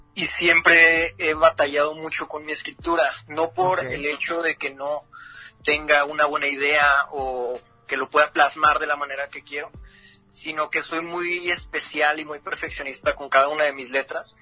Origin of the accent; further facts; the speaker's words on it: Ciudad Juárez, Chihuahua, Mexico; freestyler de Ciudad Juárez, Chihuahua, la frontera grande